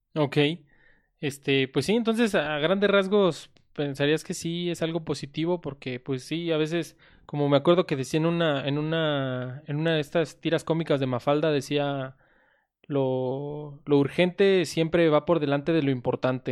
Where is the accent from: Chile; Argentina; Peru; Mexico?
Mexico; somos de México